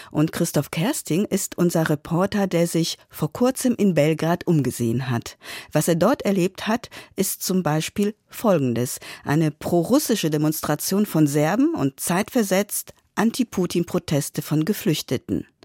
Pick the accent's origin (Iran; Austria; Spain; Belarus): Belarus; Warum ich persönlich hier bin, ich komme aus Belarus und da klammert sich bis heute Diktator Lukaschenko an die Macht.